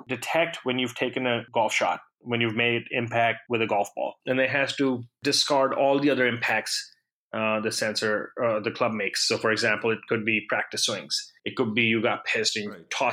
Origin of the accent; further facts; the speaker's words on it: Pakistan; I grew up in Pakistan